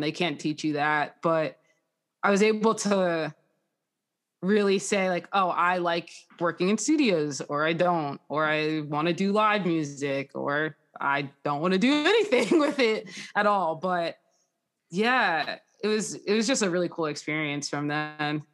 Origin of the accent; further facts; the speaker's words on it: Jackson, New Jersey, United States; I am from Jackson, New Jersey, so that's, like, Six Flags.